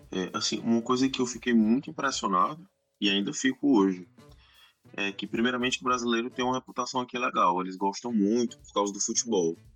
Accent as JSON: {"language": "Portuguese", "country": "Brazil", "moved": "as an adult", "lives_now": "Russia", "said": "eles entendem pelo meu sotaque que eu não sou daqui, aí perguntam de onde eu sou, sou brasileiro"}